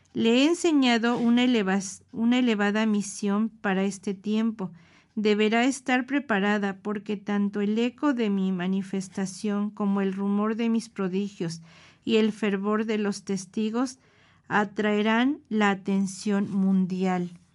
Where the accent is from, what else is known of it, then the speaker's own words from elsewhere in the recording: Mexico City, Mexico; nuestra Ciudad de México